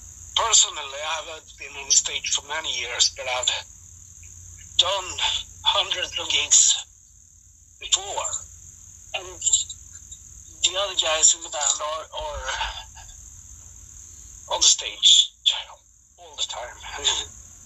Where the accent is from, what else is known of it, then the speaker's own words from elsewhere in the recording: Sweden; here in my hometown